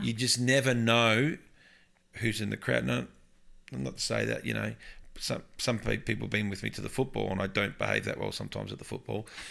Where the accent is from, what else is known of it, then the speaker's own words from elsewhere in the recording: Upper Yarra Valley, outskirts of Melbourne, Victoria, Australia; also born or lived in Tatura; now in Brisbane, Australia; I grew up in the Upper Yarra Valley on the outskirts of Melbourne